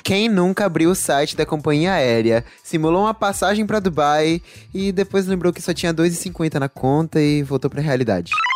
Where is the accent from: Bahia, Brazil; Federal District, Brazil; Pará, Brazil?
Bahia, Brazil; Salvador; accent: baianês; Eu mesmo sou da Bahia, mais especificamente de Salvador